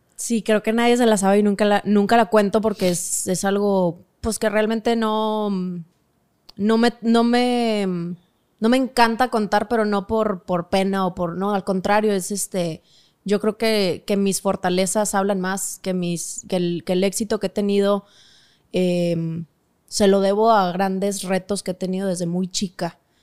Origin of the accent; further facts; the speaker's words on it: Monterrey, Nuevo León, Mexico; moved away; also born or lived in Mexico City; somos regios